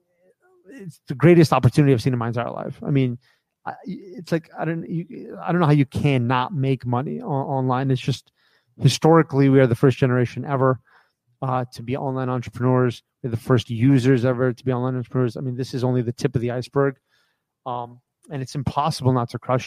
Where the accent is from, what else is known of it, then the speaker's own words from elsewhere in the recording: United States; I grew up in America